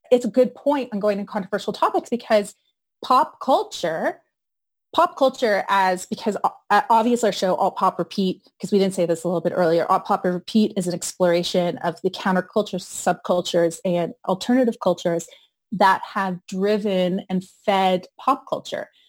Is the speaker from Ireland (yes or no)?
no; United Kingdom; I am like Arab and I'm British.